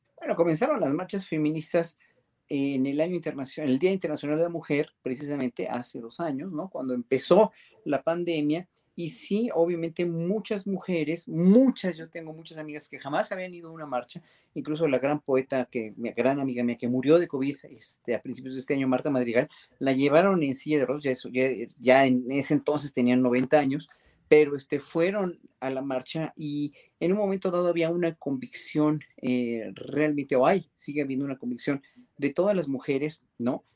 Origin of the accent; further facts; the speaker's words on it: Mexico; como mexicanos